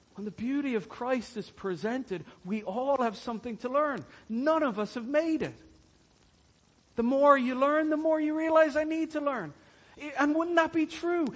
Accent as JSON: {"language": "English", "country": "Ireland", "said": "we as Irish people"}